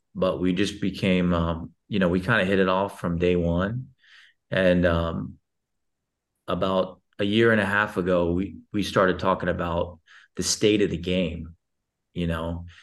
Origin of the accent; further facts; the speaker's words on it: Texas, United States; moved away as an adult; now in Dubai, United Arab Emirates; I was born and raised in Texas